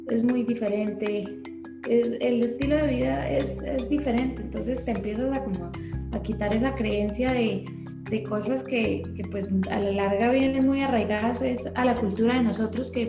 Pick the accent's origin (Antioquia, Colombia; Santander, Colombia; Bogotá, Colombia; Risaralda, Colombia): Santander, Colombia; Bucaramanga; y más pues de que venimos de Bucaramanga, que es una ciudad completamente opuesta